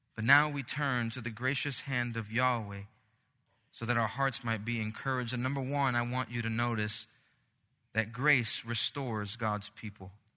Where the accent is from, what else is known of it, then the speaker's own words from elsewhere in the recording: Puerto Rico; moved away; I'm Puerto Rican, I'm from the Caribbean